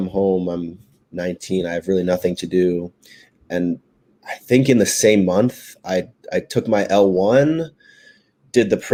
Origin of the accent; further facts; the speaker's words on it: Maryland, United States; also born or lived in West Virginia; I'm from Maryland, so we have University of Maryland